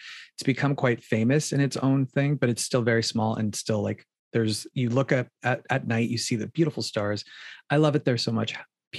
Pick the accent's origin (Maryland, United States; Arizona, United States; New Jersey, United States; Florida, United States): Arizona, United States; Phoenix; moved away as an adult; also born or lived in New York; now in Los Angeles, United States; I grew up in Phoenix, Arizona.